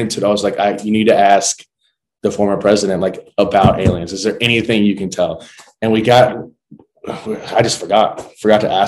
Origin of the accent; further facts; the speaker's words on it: Southern Indiana, United States; I grew up in Southern Indiana